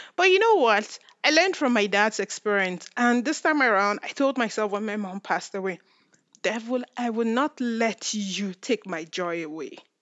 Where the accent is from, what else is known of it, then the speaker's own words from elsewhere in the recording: Nigeria; now in Canada; I'm from Nigeria, and I will say right now, I'm Nigerian Canadian